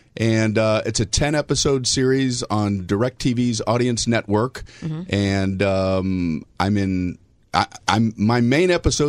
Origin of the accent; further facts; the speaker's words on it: Miami, Florida, United States; moved away as an adult; also born or lived in Tiffin, Ohio; I grew up in Miami, Florida.